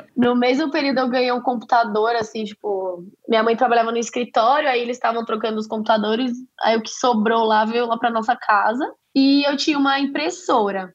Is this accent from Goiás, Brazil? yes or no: no; São Paulo, Brazil; accent: paulista; meu sotaque é bem de paulista